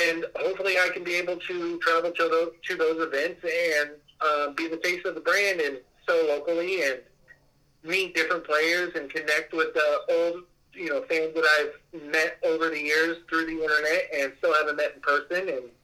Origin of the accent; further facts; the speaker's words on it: Las Vegas, Nevada, United States; I'm from Las Vegas